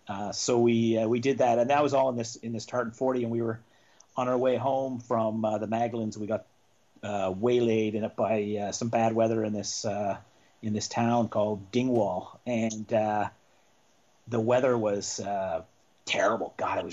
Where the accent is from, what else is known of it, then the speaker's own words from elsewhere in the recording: St. John's, Newfoundland and Labrador, Canada; moved away; I grew up in St. John's, in the capital of Newfoundland, the province of Newfoundland